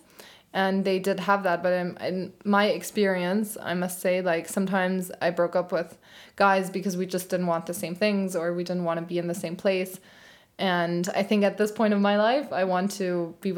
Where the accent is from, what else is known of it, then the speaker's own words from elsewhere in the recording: Frankfurt, Hesse, Germany; moved away as an adult; also born or lived in London; close to my hometown, so he, like, which is Frankfurt